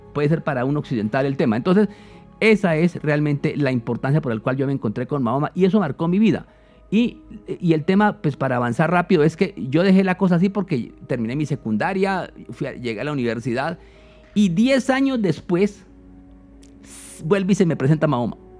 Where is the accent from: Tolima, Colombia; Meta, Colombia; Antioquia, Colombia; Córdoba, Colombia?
Meta, Colombia; San Juan de Arama; also born or lived in Cumaral, Meta; yo nací en los llanos orientales de Colombia soy de Cumaral Meta pero cuando tenía pocos meses de edad me llevaron a, mis padres a vivir cerca de la Sierra de la Macarena, en un pueblo que se llama San Juan de Arama